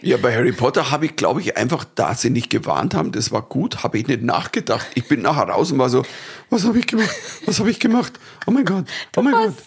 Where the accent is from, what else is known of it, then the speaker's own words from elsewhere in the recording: Germany; als Deutscher